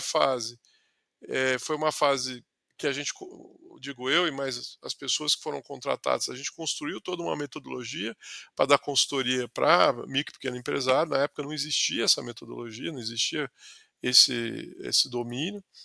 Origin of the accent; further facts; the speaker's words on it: Ribeirão Preto, São Paulo, Brazil; also born or lived in São Carlos; sou do interior de São Paulo, sou da, da, da, região ali de Ribeirão Preto